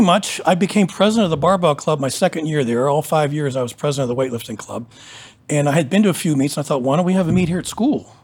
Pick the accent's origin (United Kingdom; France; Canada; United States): United States; Pennsylvania; moved away as an adult; now in Columbus, United States; I'm from Pennsylvania